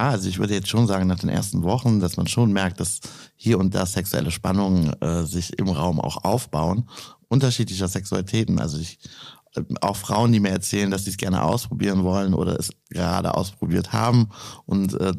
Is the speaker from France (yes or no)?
no; near Düren, North Rhine-Westphalia, Germany; Aus der Nähe von Düren.